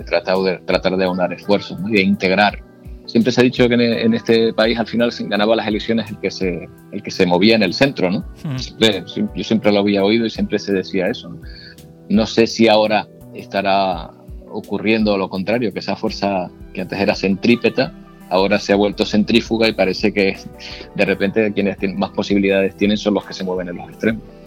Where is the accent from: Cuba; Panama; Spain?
Spain; San Cristóbal de La Laguna, Canary Islands; also born or lived in Logroño; Yo nací en Logroño, mis padres son de allí y vine a Tenerife, ellos vinieron eh, a Tenerife cuando yo era muy pequeño, tenía un año, año y medio, por lo tanto, eh, me considero eh, muy lagunero, porque vivimos en la, en la laguna